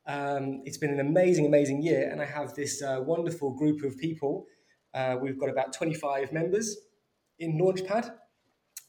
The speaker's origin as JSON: {"language": "English", "region": "London", "country": "United Kingdom", "tie": "born or raised there", "also_born_or_lived": "Birmingham", "said": "I grew up in North London and went to university in Birmingham."}